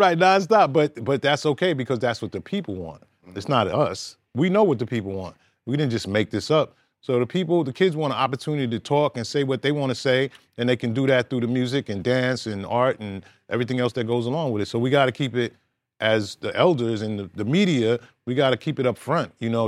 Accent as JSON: {"language": "English", "town": "New York City", "region": "New York", "country": "United States", "said": "I'm originally from Brooklyn"}